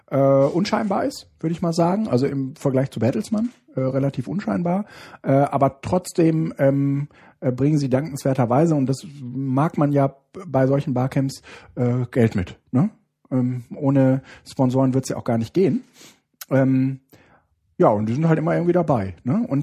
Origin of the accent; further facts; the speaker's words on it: Baiersbronn, Baden-Württemberg, Germany; ich komme aus Bayersbronn. Ja, das ist ähm, das ist jetzt, äh, sage ich mal, die Umge also das ist schon ein bisschen im Süden.